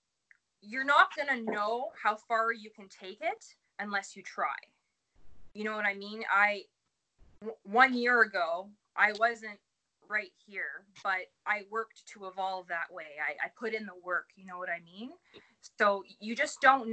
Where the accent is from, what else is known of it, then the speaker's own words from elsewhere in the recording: Dowling, Ontario, Canada; moved away as an adult; also born or lived in Sudbury, Ontario; now in Barrie, Canada; I'm from Dowling, Ontario, which is about 35, 40 minutes north of Sudbury.